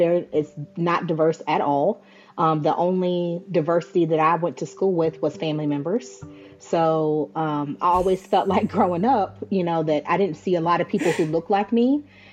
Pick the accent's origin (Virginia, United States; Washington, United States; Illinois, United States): Virginia, United States; moved away as an adult; now in Oklahoma, United States; I'm actually not from Oklahoma. I was born and raised in Virginia.